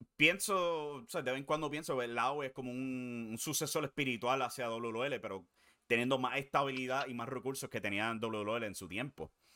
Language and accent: Spanish; Puerto Rico; siendo puertorriqueño